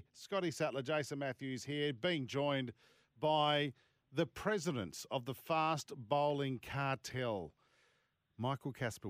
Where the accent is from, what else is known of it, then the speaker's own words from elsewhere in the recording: Sydney, New South Wales, Australia; I grew up in Sydney